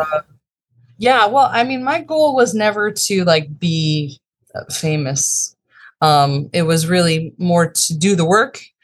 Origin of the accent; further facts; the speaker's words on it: Chicago, Illinois, United States; I grew up in the northern suburbs of Chicago and, uh, lived there in pretty much my whole life